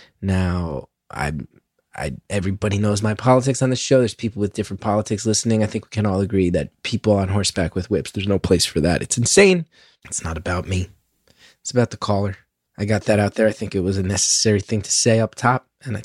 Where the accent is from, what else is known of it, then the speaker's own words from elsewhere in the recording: New Jersey, United States; I'm from Jersey, where that's such a big part of our culture.